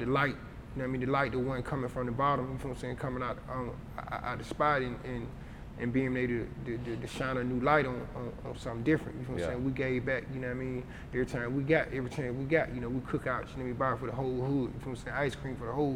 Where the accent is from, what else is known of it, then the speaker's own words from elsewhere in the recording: College Park, Georgia, United States; I'm from the Trey, but I'm from College Park. You know what I'm saying? I'm from College Park.